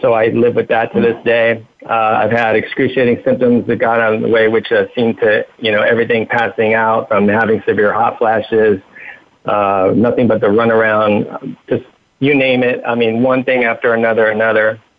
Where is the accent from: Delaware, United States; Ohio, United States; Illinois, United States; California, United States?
California, United States; Huntington Beach; I was raised in Huntington Beach, California in 1980